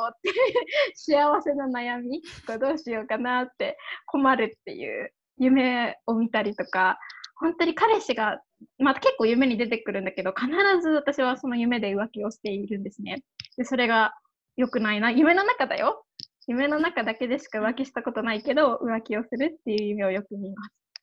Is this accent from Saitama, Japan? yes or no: yes; Saitama, Japan; 私とかだったらなんか埼玉県です